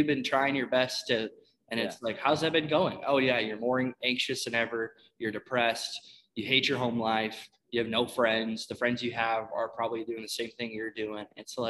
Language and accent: English; Iowa, United States; now in Nebraska, United States; I was born and raised in Iowa.